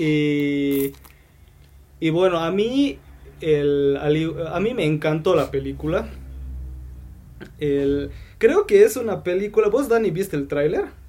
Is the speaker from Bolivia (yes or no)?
yes; Bolivia; aquí yo soy el único de Bolivia